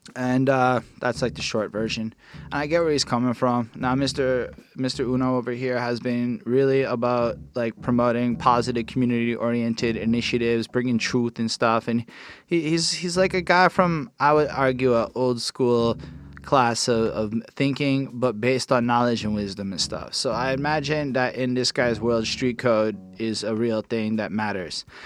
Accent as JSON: {"language": "English", "town": "Montreal", "region": "Quebec", "country": "Canada", "said": "I am from Montreal"}